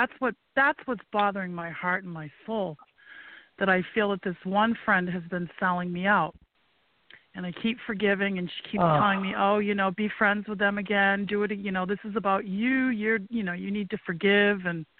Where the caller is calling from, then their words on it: Maine, United States; I live in Maine